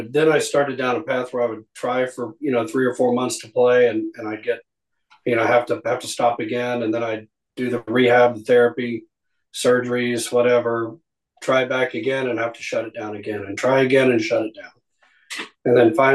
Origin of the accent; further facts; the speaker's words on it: Abilene, Texas, United States; also born or lived in Dallas, Texas; I grew up in Abilene before we moved back to Dallas